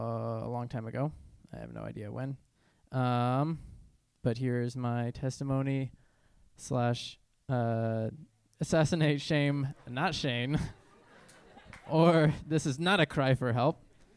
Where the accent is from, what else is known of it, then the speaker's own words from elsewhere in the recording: Norfolk, Virginia, United States; also born or lived in Trujillo, Peru / Israel / St. Louis, Missouri; I grew up homeschooled in Norfolk, Virginia, as well as Trujillo, Peru, all over Israel, and then St. Louis, Missouri.